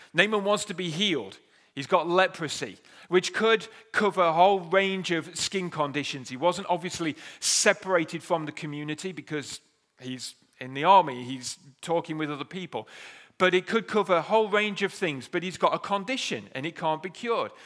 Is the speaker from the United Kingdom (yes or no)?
yes; United Kingdom; We are, we are British